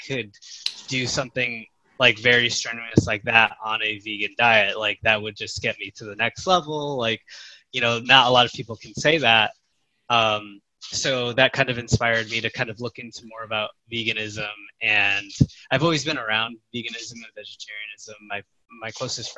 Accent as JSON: {"language": "English", "town": "Chicago", "region": "Illinois", "country": "United States", "moved": "as an adult", "lives_now": "Dallas, United States", "said": "I am originally from Chicago, Illinois, in the U.S. I now live in Dallas, Texas."}